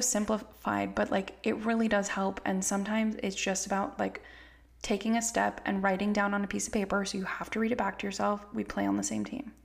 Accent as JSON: {"language": "English", "region": "California", "country": "United States", "tie": "born or raised there", "said": "I grew up in California. I was raised by immigrants"}